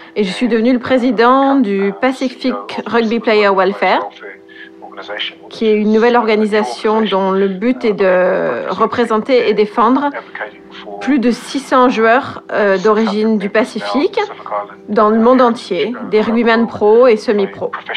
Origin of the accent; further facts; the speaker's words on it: New Zealand; moved away as an adult; also born or lived in Australia / London, United Kingdom / France; je suis né et j'ai grandi euh, en Nouvelle-Zélande et j'ai des origines samoanes